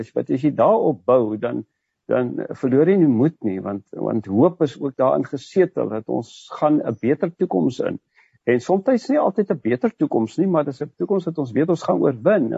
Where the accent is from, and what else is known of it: South Africa